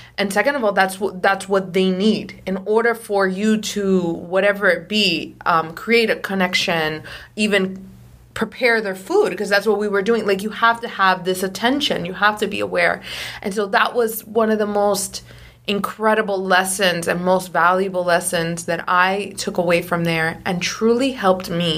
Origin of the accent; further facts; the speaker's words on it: Miami, Florida, United States; moved away as an adult; now in Los Angeles, United States; I was always from Miami, always lived in Miami for a long time